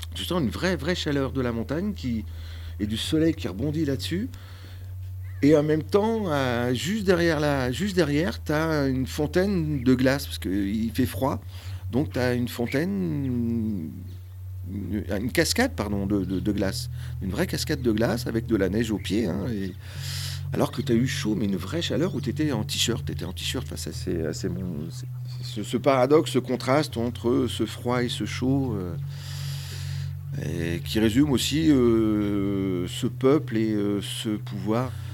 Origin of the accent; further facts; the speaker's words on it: France; dans mon enfance, ici en France